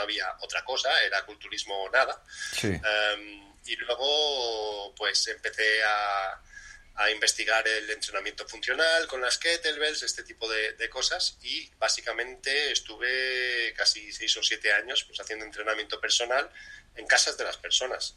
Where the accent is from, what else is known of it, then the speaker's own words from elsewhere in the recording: Spain; de crianza latina española